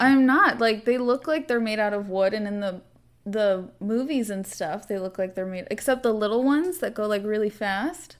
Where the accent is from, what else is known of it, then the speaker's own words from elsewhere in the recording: California, United States; I'm from California